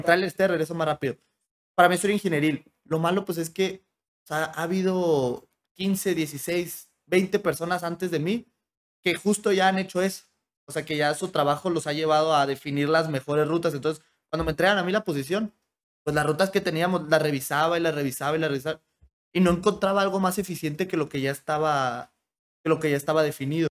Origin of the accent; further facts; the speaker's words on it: Hermosillo, Sonora, Mexico; moved away; nací en Hermosillo porque en Hermosillo la gente es mucho más abierta